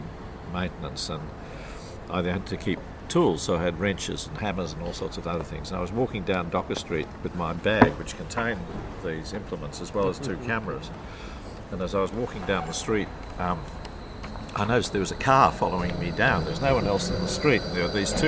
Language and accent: English; Melbourne, Victoria, Australia; I grew up in Essendon